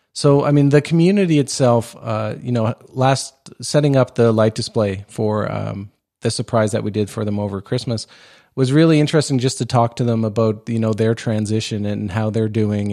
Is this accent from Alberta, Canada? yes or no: no; Nova Scotia, Canada; I grew up in Nova Scotia, right, uh, close to, uh, Shearwater Air Force Base